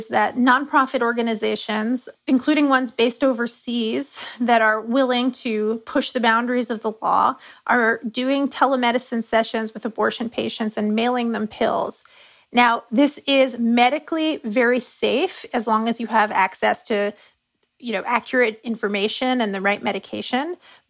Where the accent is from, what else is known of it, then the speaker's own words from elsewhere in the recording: Texas, United States; As a Texan, if you could get an abortion fund to help you get on a plane, that might end up being your best bet.